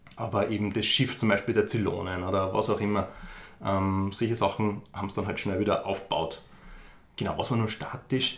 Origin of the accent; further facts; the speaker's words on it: Upper Austria, Austria; moved away as an adult; now in Vienna, Austria; ich komme ursprünglich aus Oberösterreich, lebe aber schon seit 15 Jahren knapp in Wien